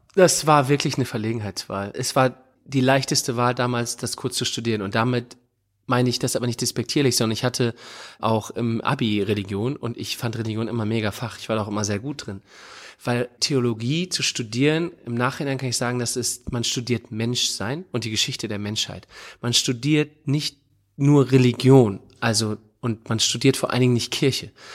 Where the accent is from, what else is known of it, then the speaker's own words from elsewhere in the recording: Northern Germany, Germany; moved away as an adult; also born or lived in Hamburg / Oldenburg; now in Cologne, Germany; ich als Norddeutscher